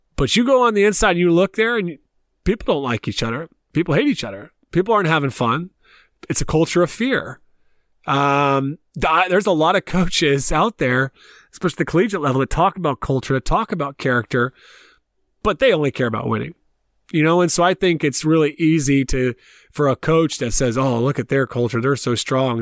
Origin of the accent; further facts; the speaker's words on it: Columbia, South Carolina, United States; moved away as an adult; also born or lived in Tennessee / Pennsylvania; now in Ireland; I left South Carolina where I grew up and I played. Obviously, I grew up in Columbia.